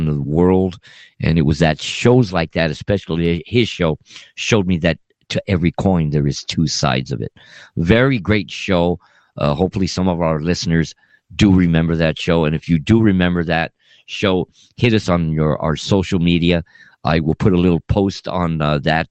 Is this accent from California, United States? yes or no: yes; Los Angeles, California, United States; we are from Los Angeles, California